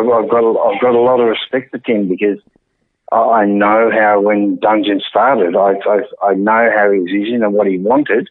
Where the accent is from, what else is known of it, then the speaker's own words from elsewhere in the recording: England, United Kingdom; moved away; being English, um, I've always had that European edge